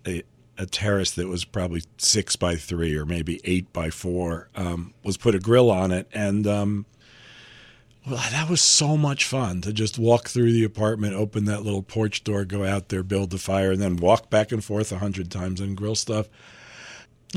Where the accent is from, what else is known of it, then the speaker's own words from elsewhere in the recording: New York City, New York, United States; I grew up in Manhattan